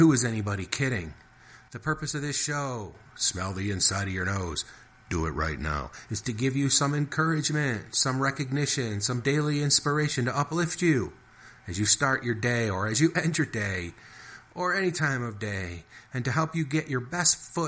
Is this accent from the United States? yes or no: yes; Detroit, Michigan, United States; moved away; also born or lived in Chicago, Illinois / central Wisconsin / Maine / Wisconsin by Lake Superior; I grew up around Detroit, and I lived in Chicago for 20 years